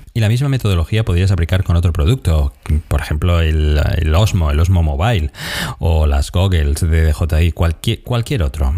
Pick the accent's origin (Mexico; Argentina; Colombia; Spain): Argentina; soy de Argentina